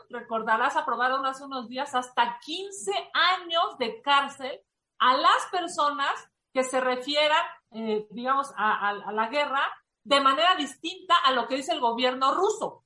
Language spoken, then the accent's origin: Spanish; Mexico; como mexicanos